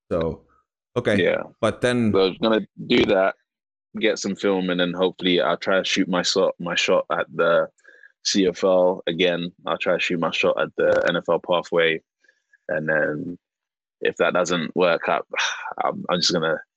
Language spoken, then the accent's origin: English; London, United Kingdom; From obviously, I'm from London, so we have a certain way of speaking. Um, I'm from South London. We have a certain way of speaking.